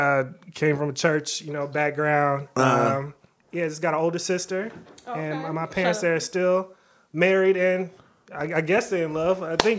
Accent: Waukegan, Illinois, United States; moved away as an adult; now in Los Angeles, United States; I am from Waukegan.

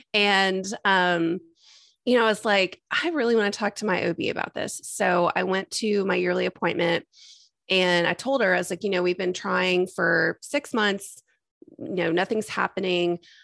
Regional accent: Texas, United States; also born or lived in Austin, Texas; I was born and raised in Texas, and I've been in Austin since 2005 when I came here for school

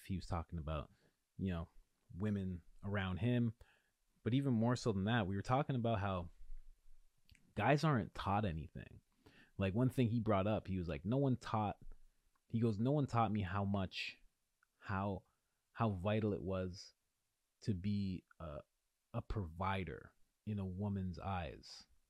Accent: Ontario, Canada; in Ontario, I'm from Ontario

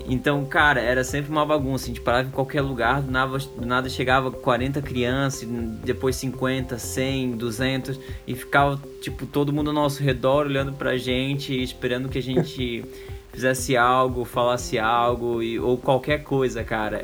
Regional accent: Brazil; accent: peixeiro; desculpa o sotaque de peixeiro aí, eu não nego, eu sou, sou peixeiro e não tem como esconder

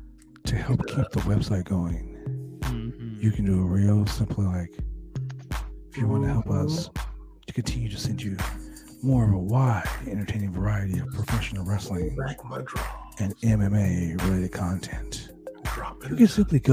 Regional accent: Calgary, Alberta, Canada; I'm Canadian myself, brother, from Calgary, Alberta, baby, all day.

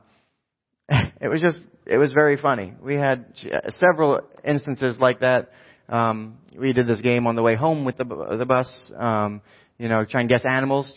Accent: New Jersey, United States; I'm from New Jersey

